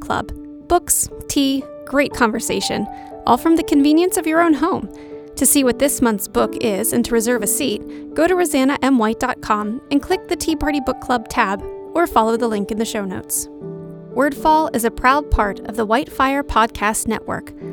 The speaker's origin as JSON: {"language": "English", "region": "West Virginia", "country": "United States", "said": "Before I'm a West Virginian, before I'm an American"}